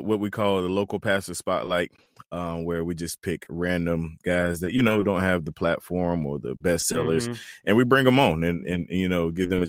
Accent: North Carolina, United States; now in South Carolina, United States; I'm from North Carolina. I live in South Carolina, but I'm from North Carolina.

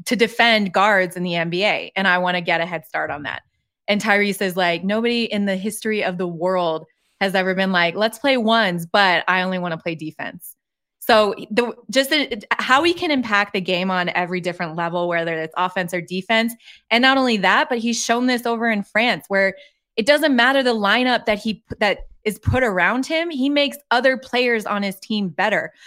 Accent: Colorado, United States; I grew up in Colorado

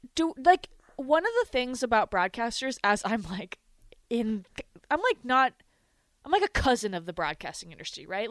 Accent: Rapid City, South Dakota, United States; born or raised there

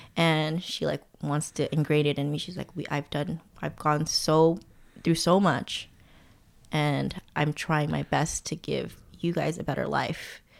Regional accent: Alhambra, California, United States; moved away as an adult; also born or lived in Massachusetts; now in Oakland, United States; growing up in Alhambra

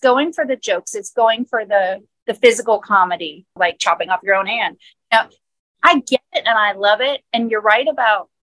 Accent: Florida, United States; I grew up in Florida with gators and swimming pools

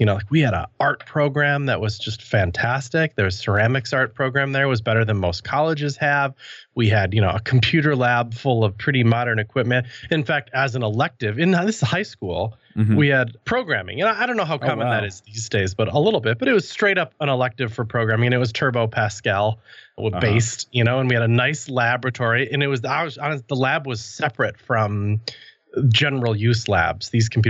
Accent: Wisconsin, United States; now in Milwaukee, United States; I grew up in outside of Madison, Wisconsin, and I'm actually, as I sit now, in Milwaukee, Wisconsin, not too far away, although I bounced around the world a little bit.

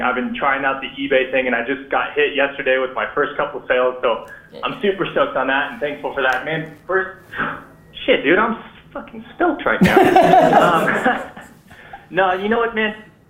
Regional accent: Southern California, United States; I'm from Southern California. I'm out here in Mojave.

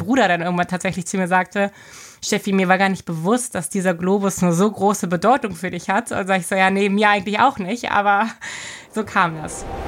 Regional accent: Berlin, Germany; moved away as an adult; also born or lived in Hamburg; now in Bremerhaven, Germany; ich bin gebürtig aus Berlin, bin da ja geboren und aufgewachsen

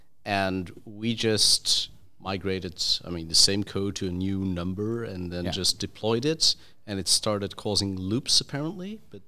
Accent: Belgium; I'm from Belgium.

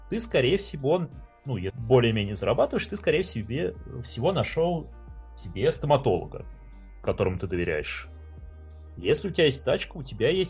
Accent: Ulyanovsk, Ulyanovsk Oblast, Russia; now in Belgrade, Serbia; мы с тобой из Ульянов. Переезд из Ульяновска в город — это прямо рост с низкой базы. Любой транспорт с человеческим лицом, он для ульяновца

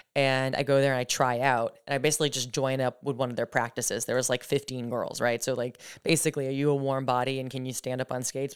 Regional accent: Gilmanton, New Hampshire, United States; also born or lived in North Carolina / Nashville, Tennessee; now in New York, United States; Gilmington, New Hampshire, just outside the Lakes region. Um, yeah, I, uh, born and raised in New Hampshire, Lakes region area

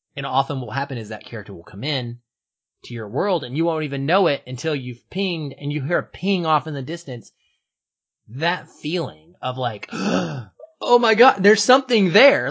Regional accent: Seattle, Washington, United States; my hometown of Seattle

